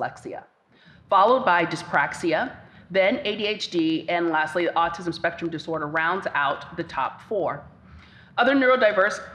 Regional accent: Cincinnati, Ohio, United States; based back home in my hometown of Cincinnati, Ohio

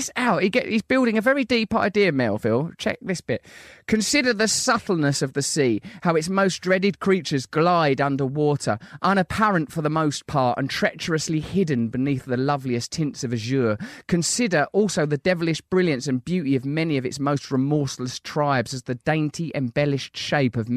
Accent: Sidcup, London, United Kingdom; since I was a little girl growing up in Sidcup.

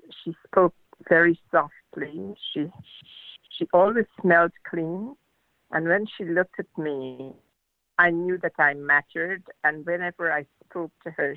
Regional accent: Guyana; also born or lived in New Zealand; now in Auckland, New Zealand; I was born in Guyana in South America, and I now live in New Zealand

